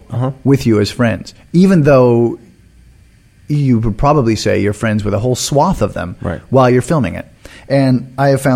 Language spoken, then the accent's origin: English; Canada; as a Canadian